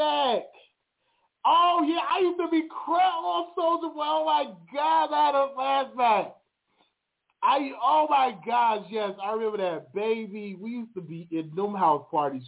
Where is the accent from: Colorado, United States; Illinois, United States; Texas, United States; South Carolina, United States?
Illinois, United States; Chicago; I'm from Chicago in Inglewood.